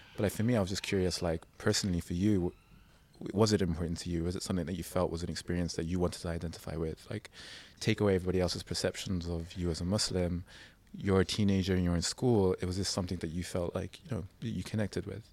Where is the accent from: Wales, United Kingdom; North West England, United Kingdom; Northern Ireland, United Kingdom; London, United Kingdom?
London, United Kingdom; I grew up in London